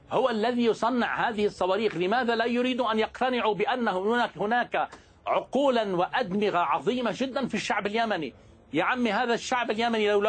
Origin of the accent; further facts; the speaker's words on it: Lebanon; accent: Lebanese; بدي نوه بانه الدكتور احمد عرف انه لهجتي لبنانيه انا بتشكره جدا